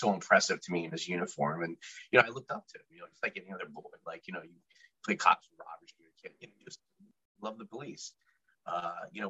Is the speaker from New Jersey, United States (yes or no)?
yes; New Jersey, United States; also born or lived in Brooklyn, New York / Staten Island, New York; now in Washington, D.C., United States; I'm originally actually from Brooklyn, New York. I was born in my Maimonides Hospital, growing up. We live in Staten Island. We stayed there until about second grade before we made the move to New Jersey.